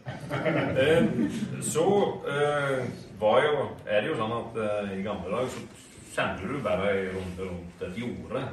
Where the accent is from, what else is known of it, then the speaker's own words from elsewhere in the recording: Hjelmeset, Vestland, Norway; Når jeg var ti år, eh, på eh, Skogstad, Hjelmeset, Anda internasjonal airport, der jeg kommer fra